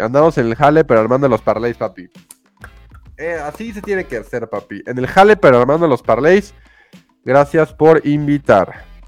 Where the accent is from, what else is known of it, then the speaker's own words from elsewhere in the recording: Mexico; Somos mexicanos